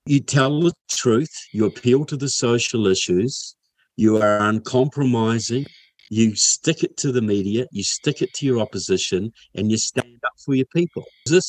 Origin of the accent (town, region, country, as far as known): Kaiapoi, Canterbury, New Zealand; born or raised there; now in United States